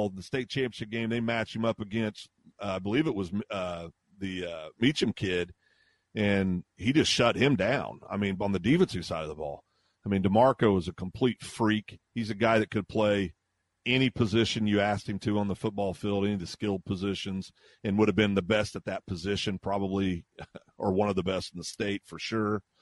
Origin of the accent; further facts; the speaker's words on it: Kansas, United States; now in Guthrie, United States; when I was a kid growing up in Kansas